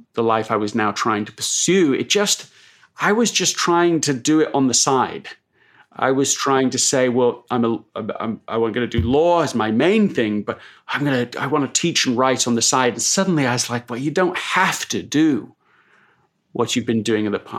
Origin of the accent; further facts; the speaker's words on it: Leeds, Yorkshire and the Humber, United Kingdom; also born or lived in London, England; I was born in London, England, but grew up in Leeds